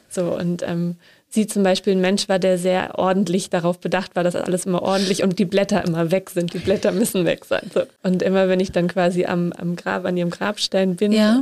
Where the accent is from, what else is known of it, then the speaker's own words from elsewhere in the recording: Northern Germany, Germany; ich komme aus Norddeutschland, da sind auch Seebestattungen gang und gäbe